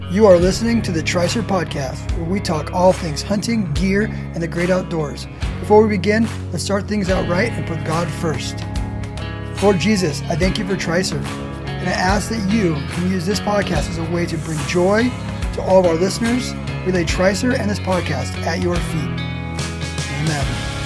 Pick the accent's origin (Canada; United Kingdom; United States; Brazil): United States; California; I'm from California